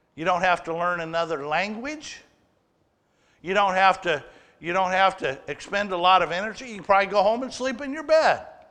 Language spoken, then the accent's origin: English; Waterloo, Oregon, United States; as a little kid growing up in Waterloo, Oregon